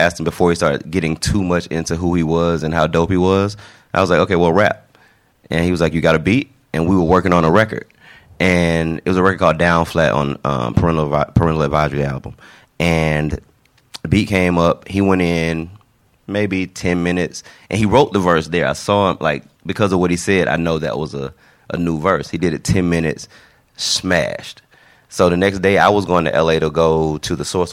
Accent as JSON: {"language": "English", "town": "Atlanta", "region": "Georgia", "country": "United States", "tie": "born or raised there", "said": "I grew up in Atlanta, born and raised, a Grady baby, Grady Hospital"}